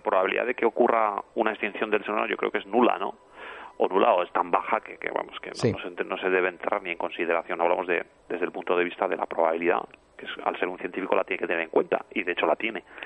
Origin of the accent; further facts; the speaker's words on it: Pamplona, Navarre, Spain; yo vivo en Pamplona y yo recuerdo mi niñez, eh, bueno, en Pamplona nevaba